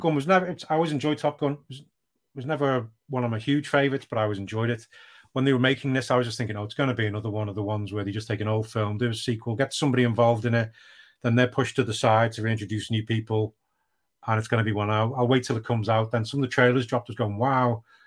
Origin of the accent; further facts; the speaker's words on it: United Kingdom; I am British